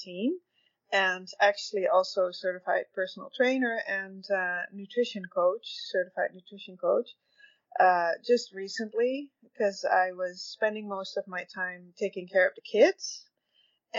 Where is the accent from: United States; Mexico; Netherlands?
Netherlands; moved away as an adult; now in Red Deer, Canada; I am actually Dutch. I moved together with my husband and oldest son in 2002 to Canada. And we were dairy farming in the Netherlands